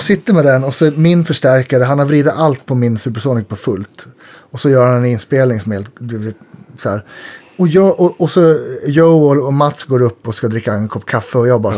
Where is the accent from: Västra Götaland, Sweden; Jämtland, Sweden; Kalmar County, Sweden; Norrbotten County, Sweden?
Jämtland, Sweden; jag är ju uppe från Jämtland